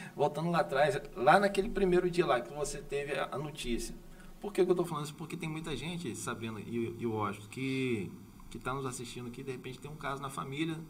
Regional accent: Campos dos Goytacazes, Rio de Janeiro, Brazil; eu sou de Campos

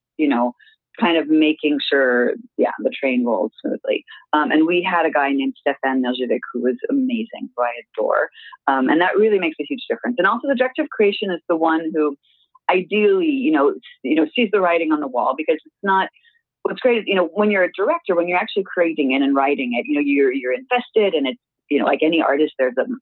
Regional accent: California, United States; now in Montreal, Canada; I'm from California

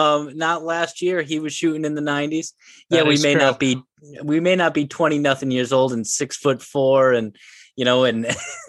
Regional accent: New England, United States; we're all from New England where we're playing golf maybe 4 or 5 months of comfortable golf a year.

